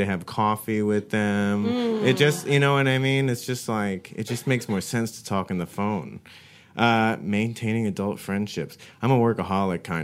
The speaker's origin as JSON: {"language": "English", "region": "Arizona", "country": "United States", "tie": "born or raised there", "said": "I grew up in Arizona"}